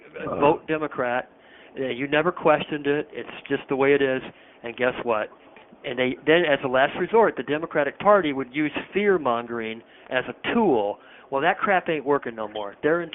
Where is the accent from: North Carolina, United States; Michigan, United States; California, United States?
Michigan, United States; I mean, being from Michigan, it's my home state. I grew up here